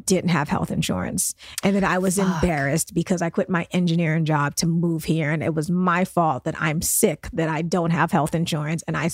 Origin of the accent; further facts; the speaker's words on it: New York City, New York, United States; we're from Brooklyn